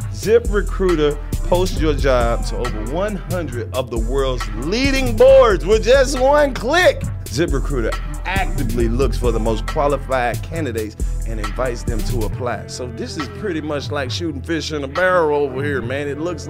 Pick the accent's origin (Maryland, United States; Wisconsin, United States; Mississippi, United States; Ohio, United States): Mississippi, United States; Represent my home state of Mississippi.